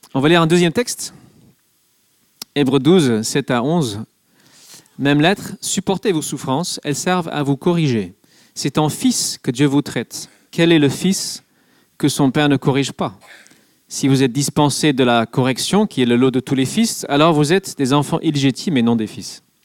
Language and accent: French; England, United Kingdom; now in France; je suis anglais